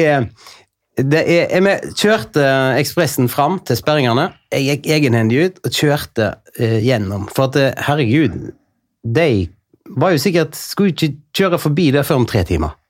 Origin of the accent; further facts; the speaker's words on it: Bømlo, Vestland, Norway; accent: Bømlo dialect; now in Oslo, Norway; jeg baserer jo mye av min eh, identitet på å være bømling